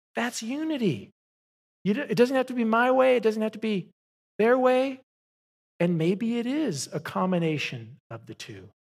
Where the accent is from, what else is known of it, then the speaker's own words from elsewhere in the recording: Southern California, United States; moved away; I grew up in Southern California